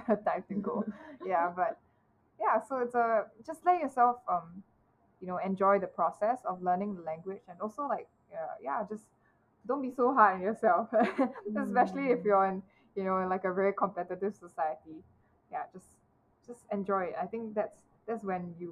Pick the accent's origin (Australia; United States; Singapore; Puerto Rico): Singapore; as a Singaporean